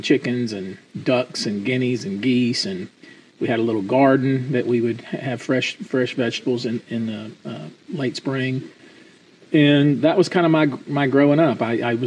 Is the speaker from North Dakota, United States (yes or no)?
no; Atlanta, Texas, United States; now in Houston, United States; I grew up in a very little town. Town you probably never heard of called Atlanta, Texas